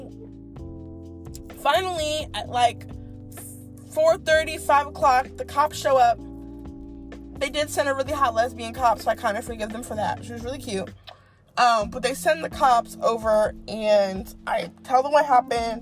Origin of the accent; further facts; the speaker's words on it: East Coast, United States; now in Dallas, United States; I'm a Yankee, maybe it's because I'm from the East Coast.